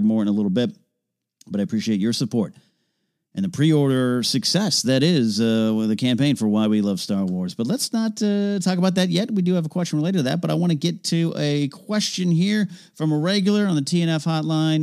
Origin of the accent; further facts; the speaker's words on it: Central Coast, California, United States; my hometown of Central Coast